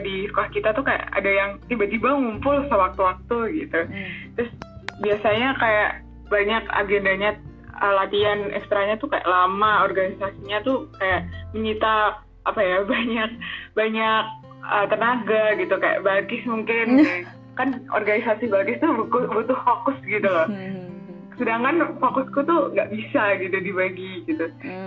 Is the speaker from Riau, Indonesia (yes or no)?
no; Blitar, East Java, Indonesia; Aku asal dari Kota Blitar, Jawa Timur